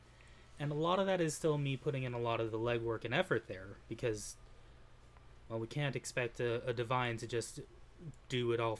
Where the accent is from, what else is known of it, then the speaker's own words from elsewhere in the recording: Utah, United States; Like I've said before, I came from Utah, and there's a lot of vast, open, desolate spaces that are beautiful.